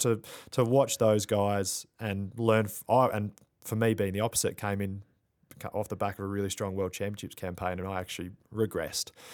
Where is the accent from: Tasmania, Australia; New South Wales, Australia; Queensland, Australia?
Tasmania, Australia; moved away as an adult; also born or lived in Albuquerque, New Mexico, United States